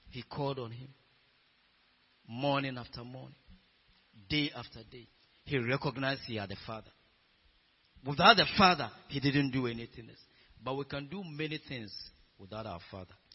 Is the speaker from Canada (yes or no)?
no; Ghana